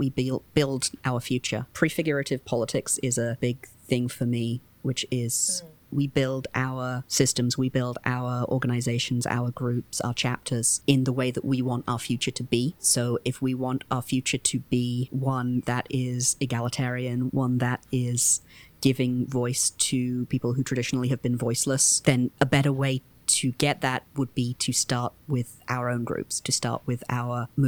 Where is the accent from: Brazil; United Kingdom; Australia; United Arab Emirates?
United Kingdom; now in United States; I am not from the United States originally. I grew up in the UK